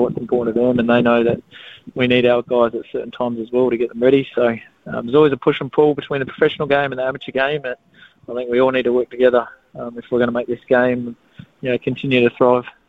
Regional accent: Australia; moved away; I'm an Australian. Don't tell anyone, Sydney, but I'm Australian

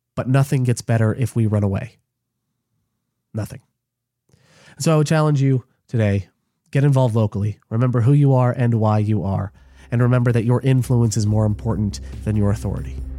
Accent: United States; I'm an American because I'm an American

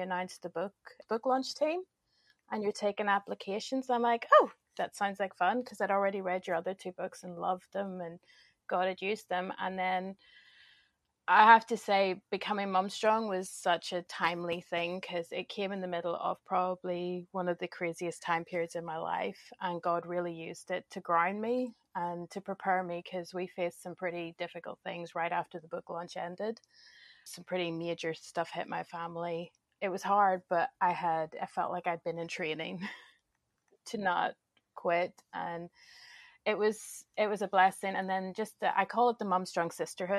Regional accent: Northern Ireland, United Kingdom; moved away as an adult; also born or lived in London / Texas; now in Florida, United States; I was born and spent the first 25 years of my life in Northern Ireland

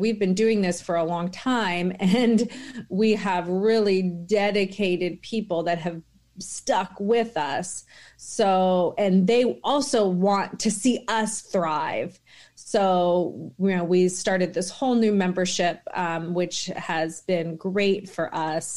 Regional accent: Washington, United States; born or raised there

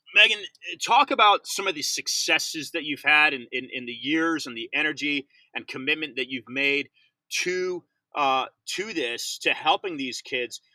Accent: United States; there is a sense of pride of being an American

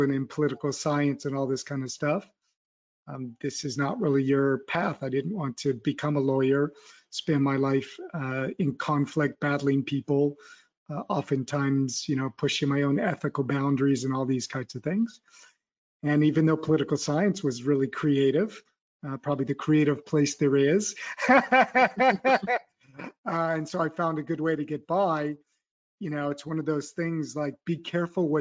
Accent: California, United States; moved away as an adult; now in Paris, France; I grew up in California

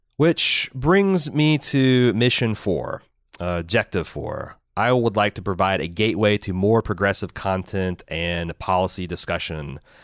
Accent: Indiana, United States; I'm from Indiana. I'm not from the cool cosmopolitan places in Indiana, like Indianapolis or Bloomington

